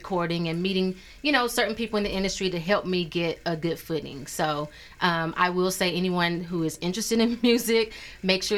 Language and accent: English; East St. Louis, Illinois, United States; also born or lived in Oklahoma / Wichita, Kansas; now in St. Louis, United States; Born and raised East St. Louis, Illinois